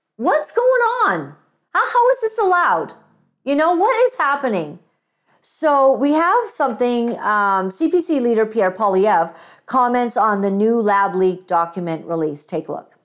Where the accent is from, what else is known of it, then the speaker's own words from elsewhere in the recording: Uganda; moved away; I'm African. I was born in Uganda